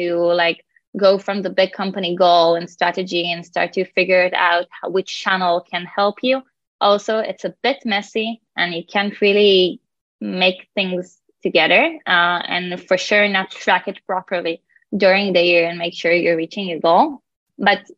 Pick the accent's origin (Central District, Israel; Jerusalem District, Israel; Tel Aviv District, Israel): Tel Aviv District, Israel; Tel Aviv; I'm from Tel Aviv, working as a PMM at InfiniGrow.